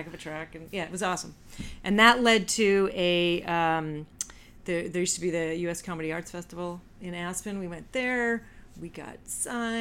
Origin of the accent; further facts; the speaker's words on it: Canada; moved away; I'm Canadian